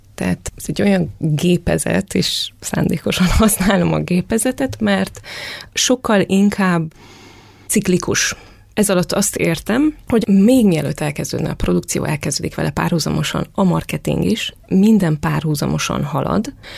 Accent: Târgu Mureș, Mureș County, Romania; a szülővárosomat kell felhoznom, Marosvásárhelyt

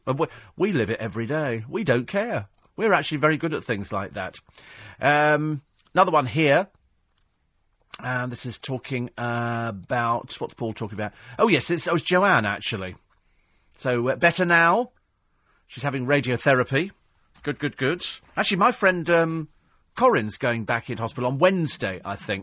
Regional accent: United Kingdom; We're British

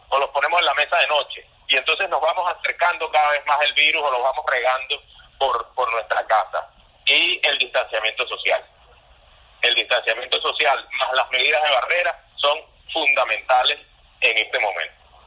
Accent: Venezuela; así somos los venezolanos

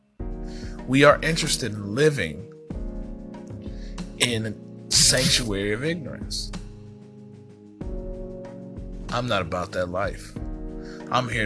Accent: United States; as an American citizen

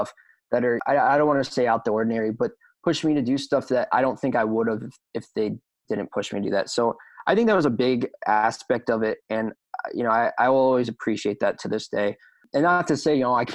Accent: right west of Philadelphia, Pennsylvania, United States; also born or lived in near Washington, D.C.; now in Woodbury, United States; I was born right outside D.C. I live a majority of my life right west of Philadelphia

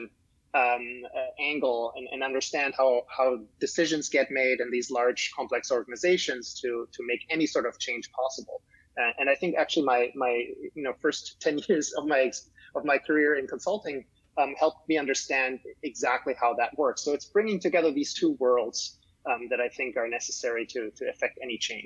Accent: Germany; now in United States; I'm originally from Germany

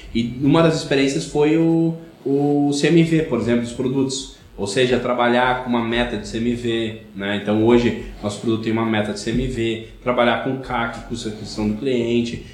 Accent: Rio Grande do Sul, Brazil; accent: colono; o sotaque tá certo, eu sou de uma cidade pequena, como princípio, interior, né? Então, colono, né? Então, até os 11 anos de idade

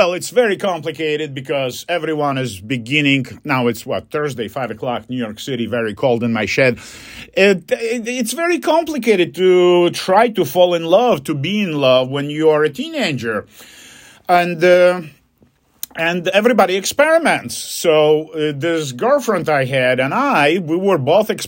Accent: Poland; English is a second language; moved away

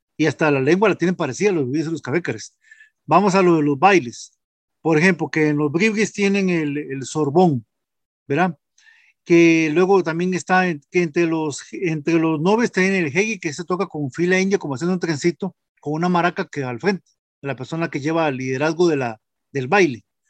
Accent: Costa Rica; somos costarricenses

